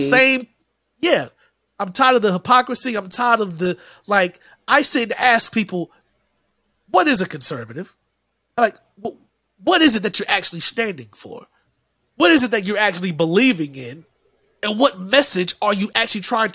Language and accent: English; Shelby, North Carolina, United States; from Shelby, North Carolina